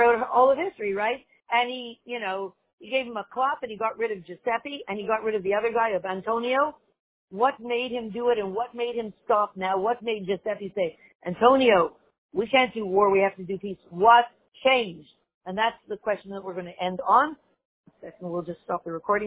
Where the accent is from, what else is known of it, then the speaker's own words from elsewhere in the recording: Montreal, Quebec, Canada; When I grew up in Montreal